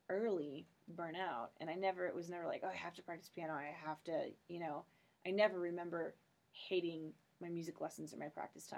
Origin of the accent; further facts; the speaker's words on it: St. Charles, Missouri, United States; also born or lived in Kirksville, Missouri / Rochester, New York / Amman, Jordan; now in Columbia, United States; I grew up in St. Charles